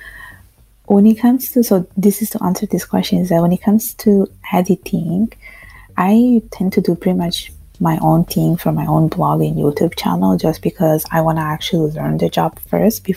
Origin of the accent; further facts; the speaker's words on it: Italy; now in Montreal, Canada; I was born and raised in Italy from Bengali parents